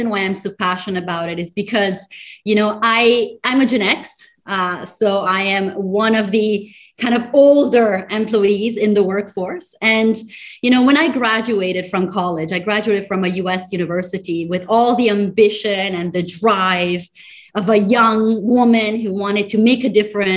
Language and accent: English; Italy; moved away as an adult; also born or lived in United States; now in Singapore; I am originally from Italy, but have been spending my professional life between Europe, the United States, and as of the last 10 years here in Singapore